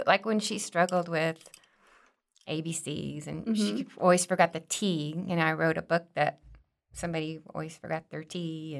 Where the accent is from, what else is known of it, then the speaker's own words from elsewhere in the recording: Fort Worth, Texas, United States; born there; also born or lived in Hawaii; No, I was born in Fort Worth, actually.